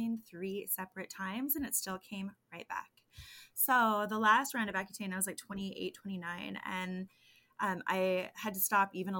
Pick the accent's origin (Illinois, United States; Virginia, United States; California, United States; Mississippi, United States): California, United States; San Diego; the acne guru from San Diego, born and raised